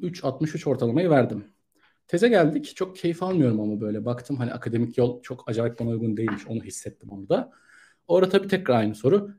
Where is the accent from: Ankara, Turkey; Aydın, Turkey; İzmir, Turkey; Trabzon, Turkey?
Ankara, Turkey; moved away as an adult; also born or lived in Istanbul; ben Ankara'da doğdum. Ee, üniversite için İstanbul'a geldim 2011 yılında